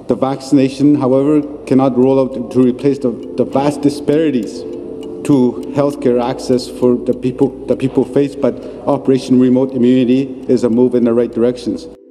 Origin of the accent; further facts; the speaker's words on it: Moose Factory, Ontario, Canada; I live in um, in Moose Factory, Ontario